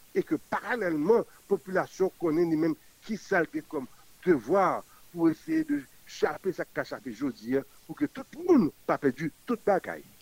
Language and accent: French; Haiti; nous sommes tous des Haïtiens et qui appartenons à notre pays